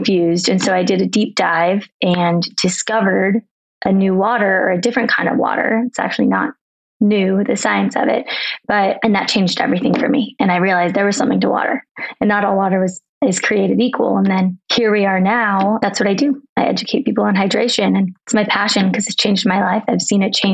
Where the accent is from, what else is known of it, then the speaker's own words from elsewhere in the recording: Arizona, United States; also born or lived in San Diego, California; now in Colorado, United States; I'm from Arizona originally, but I bounce around. I lived in San Diego. I'm now in Colorado